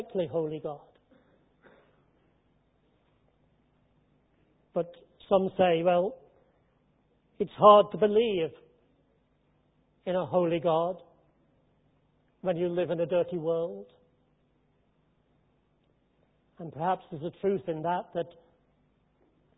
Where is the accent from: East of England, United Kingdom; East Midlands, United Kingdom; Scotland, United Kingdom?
East Midlands, United Kingdom; Derby; My hometown is Midlands, in the Midlands, Derby